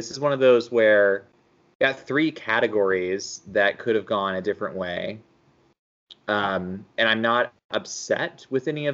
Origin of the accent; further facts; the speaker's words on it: Texas, United States; I am from Texas